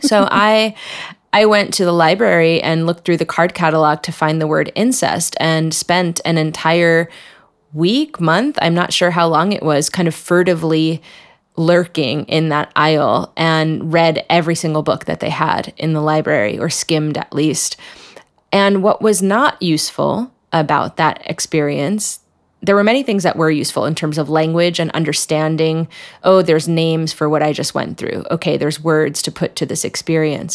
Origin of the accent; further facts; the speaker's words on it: New Jersey, United States; I come from a small town in New Jersey, right outside New York City